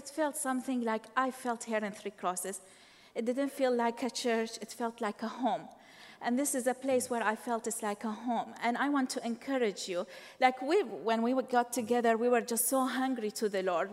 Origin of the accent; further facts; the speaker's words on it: Baghdad, Baghdad Governorate, Iraq; moved away; I was born in Iraq, Baghdad, Iraq